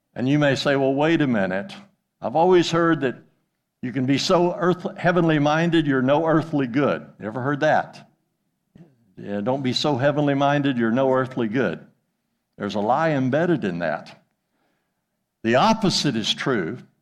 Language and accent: English; Jonesboro, Arkansas, United States; moved away as an adult; also born or lived in Thousand Oaks, California / West Africa; now in Weatherford, United States; I'm from Jonesboro, Arkansas